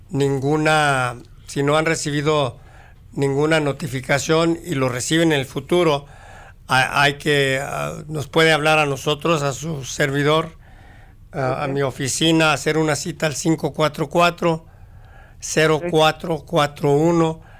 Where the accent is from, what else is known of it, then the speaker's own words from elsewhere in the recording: Mexico; now in United States; Yo soy de México.